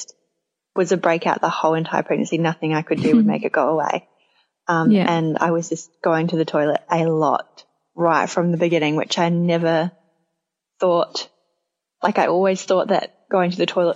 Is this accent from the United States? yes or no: no; Australia; moved away as an adult; also born or lived in New Zealand; now in Tauranga, New Zealand; I'm Australian, living in New Zealand with my partner Nick